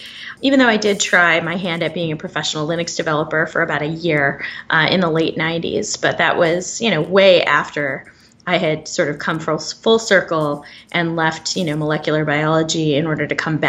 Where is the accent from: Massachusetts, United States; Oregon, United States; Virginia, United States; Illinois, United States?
Massachusetts, United States; Arlington; also born or lived in Boston; Born and raised in Boston. So I was born in Boston itself and raised in a town called Arlington, Massachusetts. But the reason I ended up there was because my mom was a native Pacific Islander among the Chamorro people